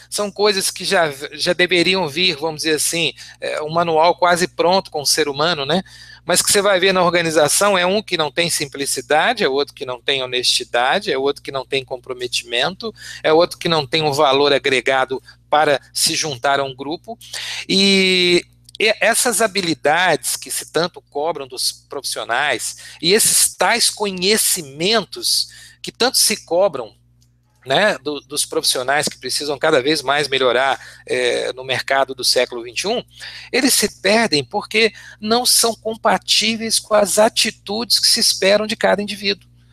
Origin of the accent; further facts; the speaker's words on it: Belo Horizonte, Minas Gerais, Brazil; desde Belo Horizonte, que é minha terra natal